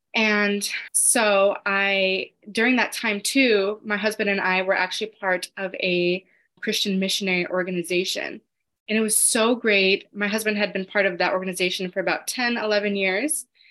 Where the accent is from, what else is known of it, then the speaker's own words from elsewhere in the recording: Los Angeles, California, United States; I'm from Los Angeles.